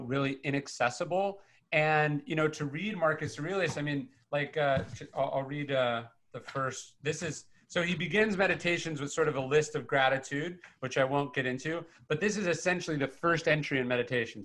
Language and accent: English; Sacramento, California, United States; I come from from Northern California. I grew, I grew up in Sacramento